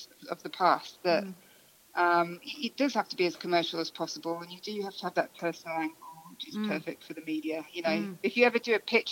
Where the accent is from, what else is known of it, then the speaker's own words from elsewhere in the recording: England, United Kingdom; I'm English